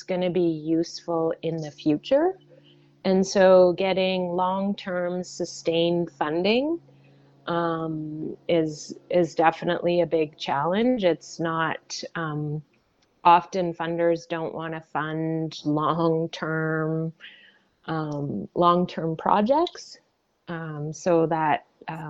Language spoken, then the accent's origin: English; Ontario, Canada; moved away as an adult; now in British Columbia, Canada; I grew up in Ontario